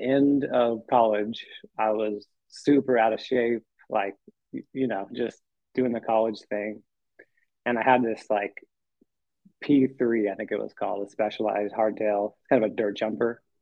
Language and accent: English; Aptos, California, United States; also born or lived in San Diego; I grew up in Aptos